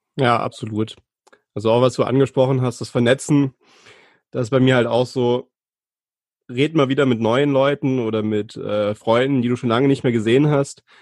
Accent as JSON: {"language": "German", "region": "Saarland", "country": "Germany", "said": "Ich komme aus dem Saarland, wohne in der Nähe von Saarbrücken"}